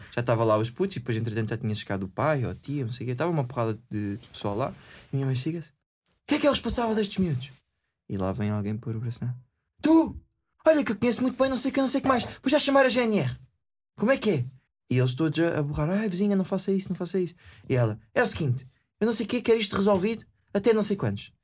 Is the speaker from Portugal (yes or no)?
yes; Faro, Algarve, Portugal; eu sou de Faro, pronto. Moro num, numa, numa vivenda